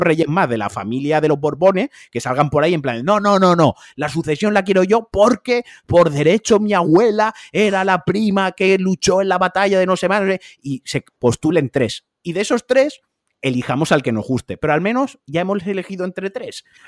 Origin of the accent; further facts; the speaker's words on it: Valencian Community, Spain; como valenciano